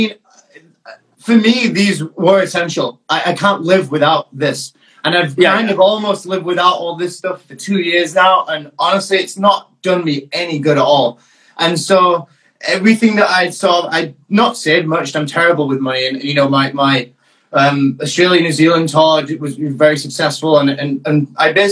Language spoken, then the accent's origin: English; Leeds, Yorkshire and the Humber, United Kingdom; also born or lived in Gravesend, Kent; I'm in Leeds in the UK, by the way. This is my hometown. I grew up here